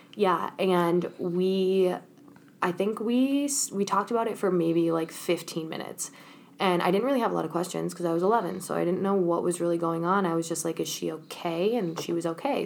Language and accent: English; Minnesota, United States; also born or lived in Chicago; when I first moved to Minnesota, I was in seventh grade